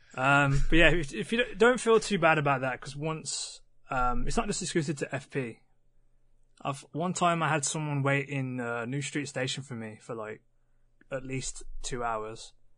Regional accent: West Midlands, United Kingdom; we're the Midlands. We're, we're, we're kind of in the middle

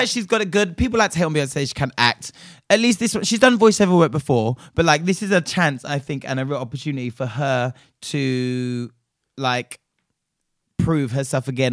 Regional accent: Nigeria; my home country of Nigeria

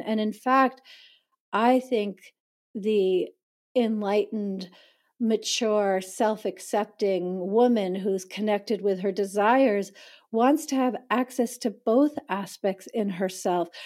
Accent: East Coast of the United States, United States; moved away as an adult; also born or lived in New York City; now in San Francisco Bay Area, United States; I was born in New York City, I grew up on the East Coast of the United States

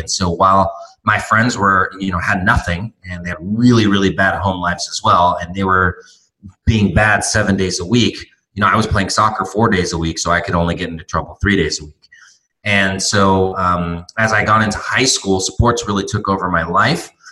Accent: Torrance, California, United States; moved away as an adult; also born or lived in Santa Barbara, California; now in Tijuana, Mexico; where I grew up in Torrance

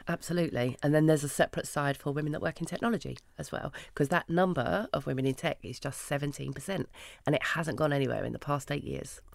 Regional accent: London, United Kingdom; I grew up in Hackney

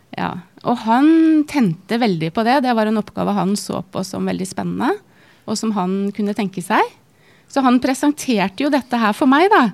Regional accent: Norway; moved away as an adult; flytta litt rundt i Norge, og så landet vi til slutt i min hjemby

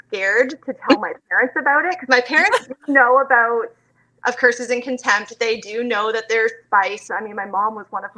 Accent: Canada; also born or lived in London, Ontario; I'm from Canada.

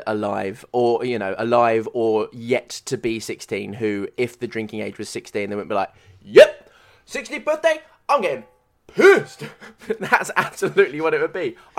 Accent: United Kingdom; if people are getting pissed up because we're British, we always just go a bit too hard

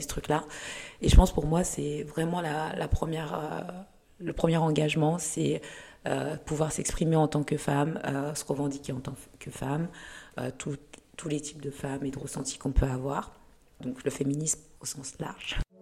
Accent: Lyon, Auvergne-Rhône-Alpes, France; also born or lived in Rwanda / Kenya; je suis née au Rwanda et je suis arrivée en France, j'avais 8 ans, donc euh, deux ans après le génocide euh, en 94. Et j'ai grandi à Lyon jusqu'à ma thèse.

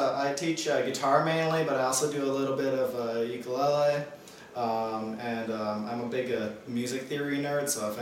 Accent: Hawaii, United States; moved away as an adult; now in Tucson, United States; I'm actually from Hawaii. I was born and raised there, and I actually came up to Tucson for college and just kind of stuck.

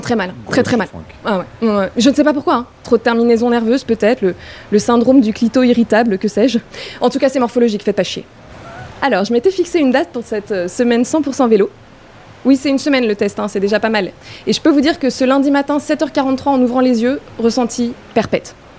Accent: Paris, Île-de-France, France; j'ai grandi à Paris, downtown

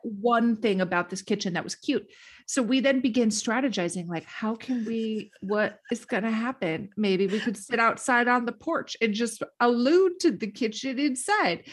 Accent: Duluth, Minnesota, United States; my hometown

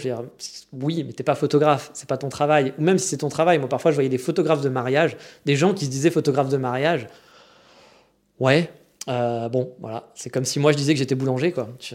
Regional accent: France; accent: franchouillard (French accent in English); je tiens à mon accent de merde franchouillard

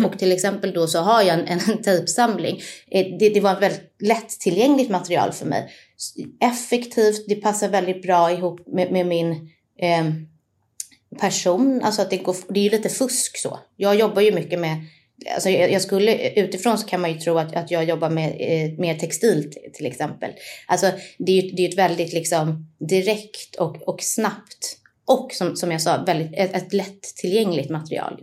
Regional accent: Stockholm, Stockholm County, Sweden; also born or lived in Nacka; jag är född och uppvuxen i Stockholm. Eh, ja. Jag är på Södermalm då för att vara exakt

